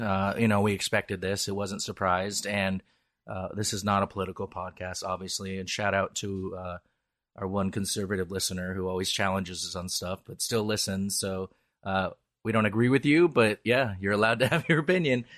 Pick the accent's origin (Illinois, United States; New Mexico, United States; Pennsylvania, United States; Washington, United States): Washington, United States; Seattle; I'm a Seattleite and, uh, I'm very Irish